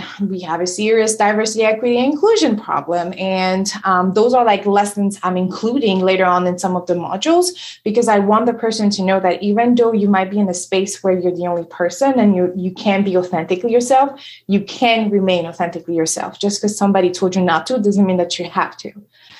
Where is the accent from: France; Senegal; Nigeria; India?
Senegal; first language French; English is a second language; So I moved here from Senegal. And so I have an accent, you know, my first language is French.